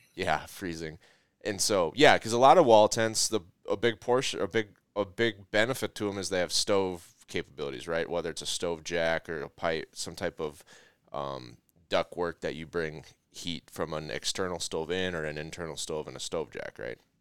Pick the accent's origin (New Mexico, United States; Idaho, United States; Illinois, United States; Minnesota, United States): Minnesota, United States; I'm from Minnesota